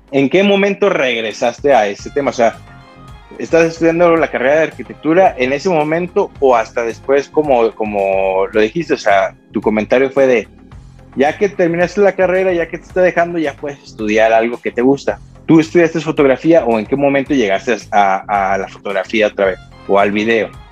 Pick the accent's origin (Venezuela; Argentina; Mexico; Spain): Mexico; como todo mexicano